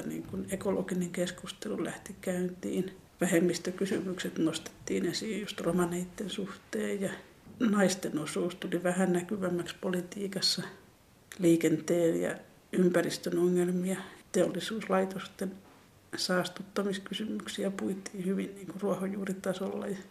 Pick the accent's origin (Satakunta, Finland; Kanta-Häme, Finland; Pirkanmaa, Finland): Pirkanmaa, Finland; Tampere; mitä mä muistan 70-luvun Tampereelta